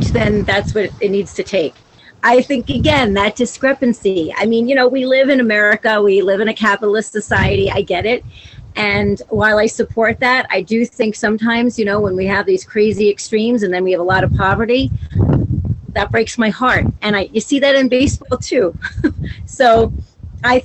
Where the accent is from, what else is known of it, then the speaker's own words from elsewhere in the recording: New York City, New York, United States; now in Colorado, United States; I'm a New Yorker.